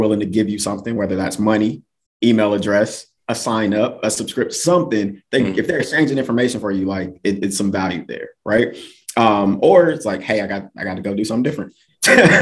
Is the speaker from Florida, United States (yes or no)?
no; Milwaukee, Wisconsin, United States; moved away as an adult; also born or lived in North Carolina / Erie, Pennsylvania / Texas; I'm from Milwaukee